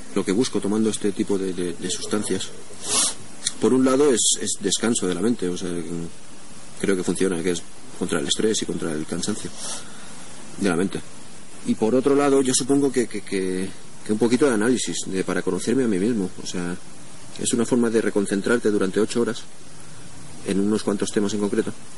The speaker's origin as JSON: {"language": "Spanish", "town": "Madrid", "region": "Community of Madrid", "country": "Spain", "said": "de Madrid"}